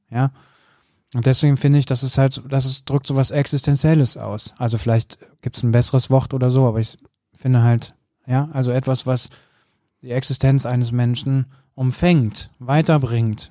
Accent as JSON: {"language": "German", "area": "Bergisches Land", "region": "North Rhine-Westphalia", "country": "Germany", "tie": "born or raised there", "said": "ich bin ja im Bergischen Land äh, groß geworden, am Ende der Welt"}